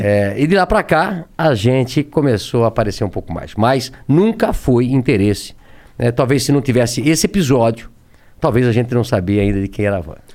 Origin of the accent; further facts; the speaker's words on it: Brusque, Santa Catarina, Brazil; Eu nasci em Brusque, é, Santa Catarina, uma cidade pequena hoje